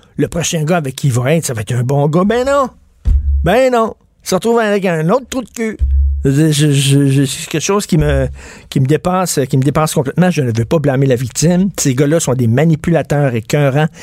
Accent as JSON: {"language": "French", "region": "Quebec", "country": "Canada", "said": "Les Québécois, nous autres"}